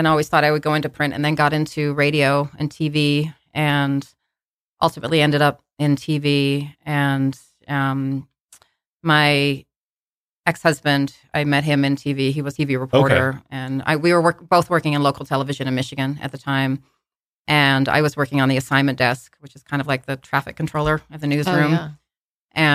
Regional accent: Australia; moved away; I'm from Australia. I was born in Australia

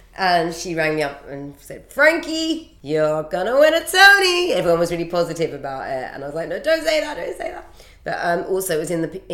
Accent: United Kingdom; I am from Britain

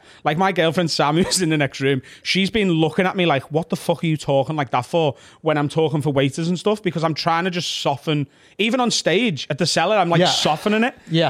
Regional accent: Liverpool, North West England, United Kingdom; I'm from Liverpool.

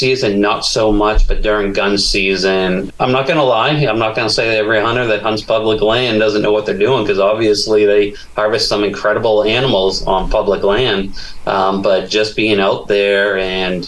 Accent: New Hampshire, United States; moved away as an adult; also born or lived in South Pacific / Caribbean / Florida; now in Kentucky, United States; growing up in New Hampshire

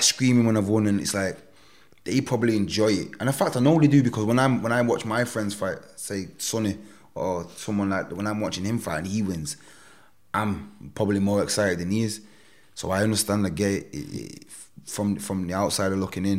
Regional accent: Manchester, North West England, United Kingdom; of here, of my hometown

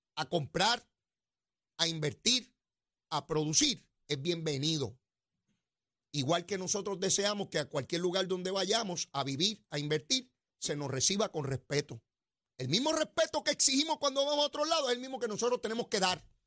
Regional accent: San Juan, Puerto Rico; Allí es donde yo me crié en Capetillo, en Sabana Llana

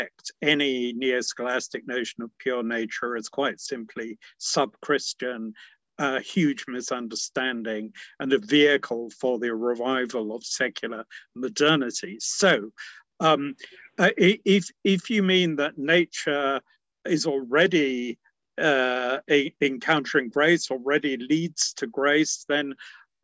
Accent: England, United Kingdom; my dad was English and I was brought up in England. But my mother was Scottish

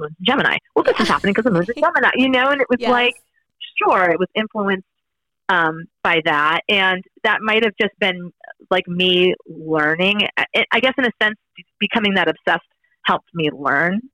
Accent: North Shore of Massachusetts, United States; I grew up in New England, very in the shadow of Salem on the North Shore of Massachusetts

